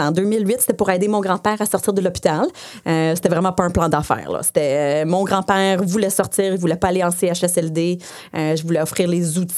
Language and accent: French; Saint-Bruno, Quebec, Canada; first language English; French is a second language; alors je viens de Saint-Bruno. Euh, euh, j'ai fait toute mon école en anglais. Euh, mes parents sont anglophones.